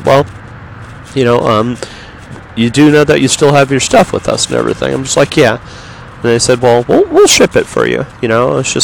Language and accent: English; Yorba Linda, California, United States; also born or lived in Los Angeles; I'm from Los Angeles, or I'm from Yorba Linda